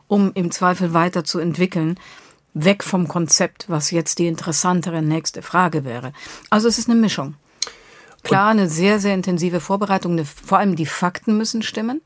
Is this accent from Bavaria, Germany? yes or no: yes; Bavaria, Germany; also born or lived in Munich; now in Berlin, Germany; Ich komme aus Bayern.